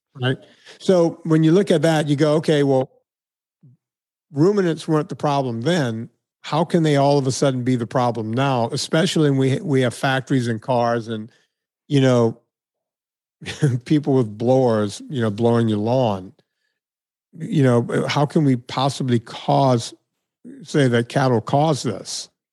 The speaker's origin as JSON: {"language": "English", "region": "Deep South", "country": "United States", "tie": "born or raised there", "moved": "yes", "said": "my hometown, I was noted as one of the more notable people to come from this very small town in the Deep South"}